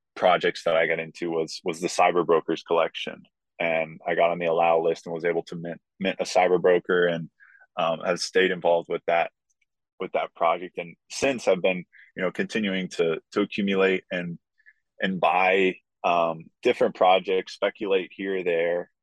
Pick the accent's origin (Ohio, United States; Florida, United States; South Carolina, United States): Ohio, United States; Columbus; also born or lived in Maryland; my dream to play for my hometown club